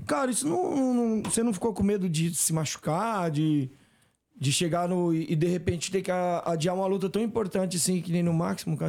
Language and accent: Portuguese; Ceará, Brazil; no Ceará, que é, que é da minha terra